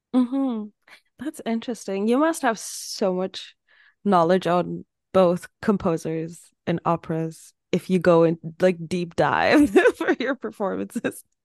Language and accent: English; Turkey; moved away; my home city that I'm from, it's not even, like, I'm not from Istanbul. It's not that big of a city